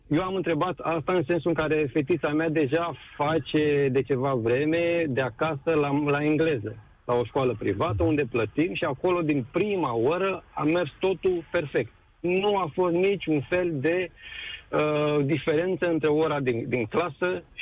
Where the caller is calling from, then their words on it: Bucharest, Romania; Ah, sunt din București.